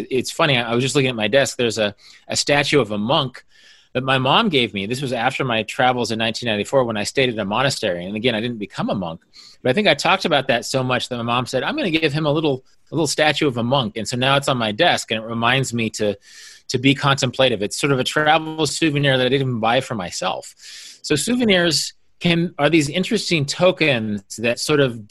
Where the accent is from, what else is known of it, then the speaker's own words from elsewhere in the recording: Kansas, United States; moved away; I was from Kansas